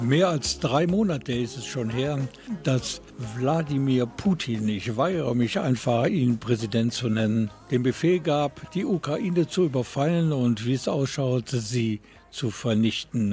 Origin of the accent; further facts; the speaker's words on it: Krefeld, North Rhine-Westphalia, Germany; ich bin eine Kriwitsche Jung